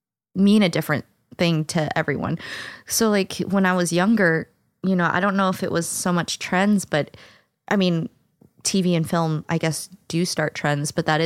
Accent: St. Louis, Missouri, United States; I'm from St. Louis

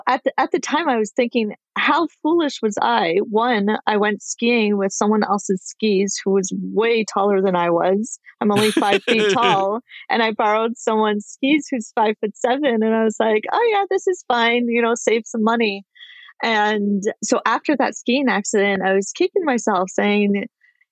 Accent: Ottawa, Ontario, Canada; now in San Jose, United States; I'm living in San Jose. I'm actually originally from Ottawa, Canada, and we'll be moving back there in a few months.

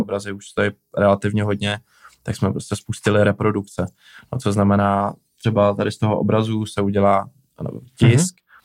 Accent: Prague, Czechia; also born or lived in Plzeň; já jsem z Prahy

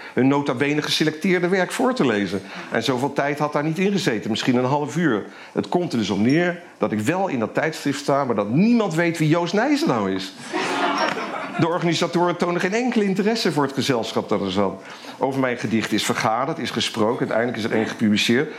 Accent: Eindhoven, North Brabant, Netherlands; moved away as an adult; also born or lived in Amsterdam; in Eindhoven, waar ik geboren ben, waar ik bij mijn ouders nog woonde

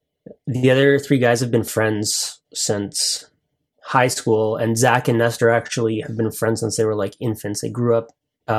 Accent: Toronto, Ontario, Canada; we're actually from Toronto.

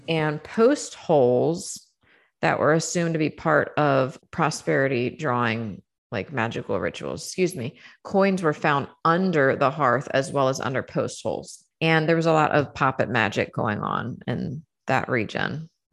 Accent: Saint Mary's County, Maryland, United States; moved away; I was born and raised in Saint Mary's County, Maryland

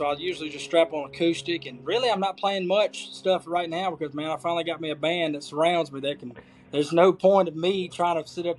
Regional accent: Cleveland, Mississippi, United States; Well, I mean, I think I grew up in, I know Mississippi gets a bad rap for a lot of crap, you know

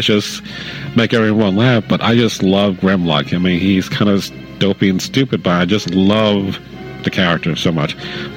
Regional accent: New York City, New York, United States; growing up in the Bronx

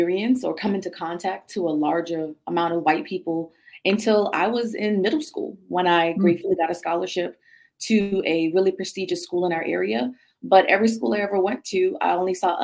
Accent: Miami, Florida, United States; moved away as an adult; now in Virginia, United States; I'm originally from Miami, Florida

